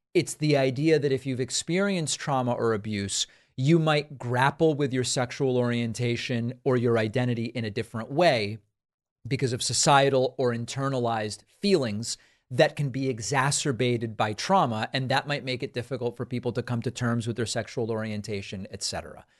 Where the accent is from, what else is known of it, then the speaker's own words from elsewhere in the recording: Argentina; I'm from Argentina